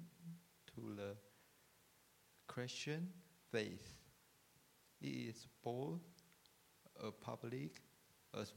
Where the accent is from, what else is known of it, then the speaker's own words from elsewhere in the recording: Taiwan; English is a second language; moved away as an adult; now in Australia; I grew up and live in Taiwan until 2019. Then I came to Australia to study.